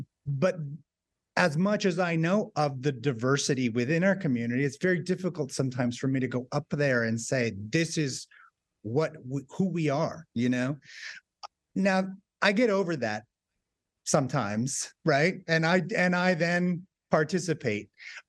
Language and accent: English; Southwest, United States; growing up in the Southwest at a time where, you know, just being Hispanic or Mexican was not something that, you know, kind of put on your forehead.